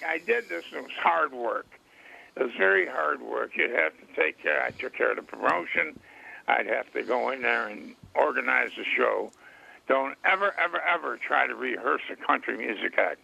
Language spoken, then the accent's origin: English; Rochester, New York, United States; my hometown, Rochester, New York